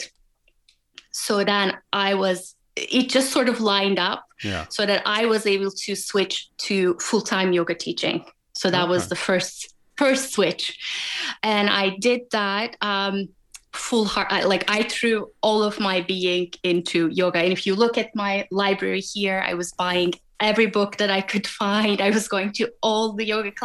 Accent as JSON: {"language": "English", "country": "Turkey", "tie": "born or raised there", "also_born_or_lived": "Germany / Washington, D.C., United States", "moved": "as an adult", "said": "I grew up in Turkey up until college, and then I moved to Germany for my master's"}